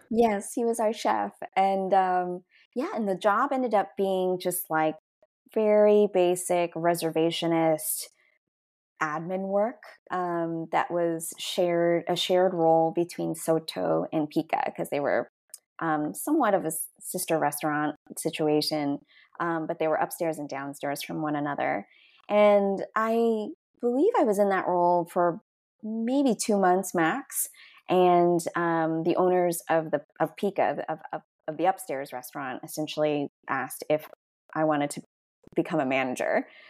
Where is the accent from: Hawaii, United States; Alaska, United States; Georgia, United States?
Georgia, United States; moved away as an adult; also born or lived in Boston; now in Los Angeles, United States; I, absolutely just grew up like a southern suburban gal